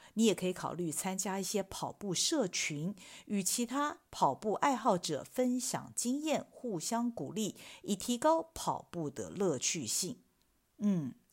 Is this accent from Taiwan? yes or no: yes; Taiwan; 我们台湾人讲的是伸展